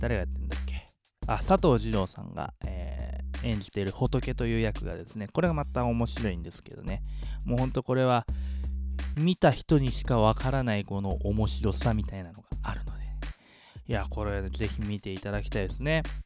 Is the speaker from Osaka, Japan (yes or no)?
no; Yokohama, Kanagawa, Japan; イソゴは自分の地元なんでね